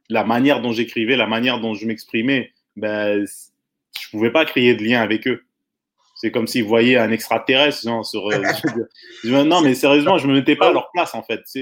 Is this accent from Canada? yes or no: yes; Quebec, Canada; on est francophone, on est québécois, mais la pire erreur qu'on puisse faire, c'est de rester à Montréal.